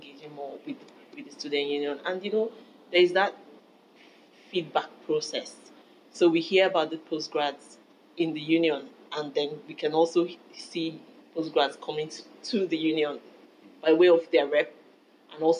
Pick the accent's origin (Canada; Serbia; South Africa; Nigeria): Nigeria; moved away as an adult; now in Belfast, United Kingdom; I'm from Nigeria.